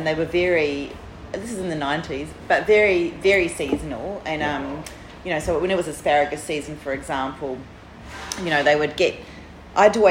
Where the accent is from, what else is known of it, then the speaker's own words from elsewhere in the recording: New Zealand; accent: thick New Zealand; now in Melbourne, Australia; I haven't lost my thick New Zealand accent